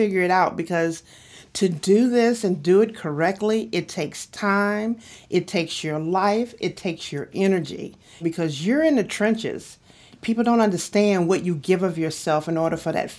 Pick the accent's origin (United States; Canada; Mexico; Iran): United States; Mobile, Alabama; I was born in Mobile, Alabama